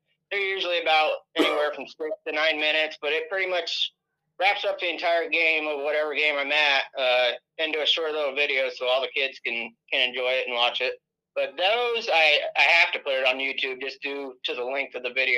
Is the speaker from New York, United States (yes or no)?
no; Wapello, Iowa, United States; staying here in my hometown, Wapello